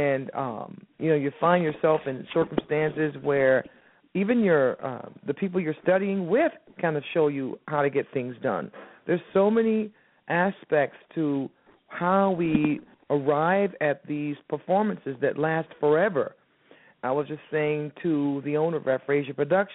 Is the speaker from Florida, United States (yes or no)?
yes; Miami, Florida, United States; moved away as an adult; now in New York, United States; I'm from Miami originally. I started my career there, and then I, you know, took a leap of faith and moved to New York